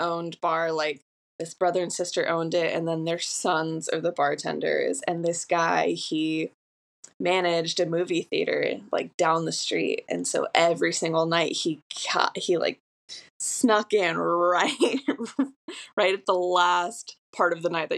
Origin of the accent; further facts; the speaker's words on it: Orange County, California, United States; moved away as an adult; also born or lived in Austin, Texas; now in Long Beach, United States; I am from Orange County. I didn't move away for college. I stayed local